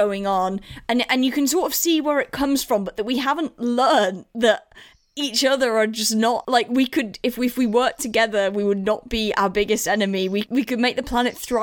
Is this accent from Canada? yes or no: no; England, United Kingdom; as English people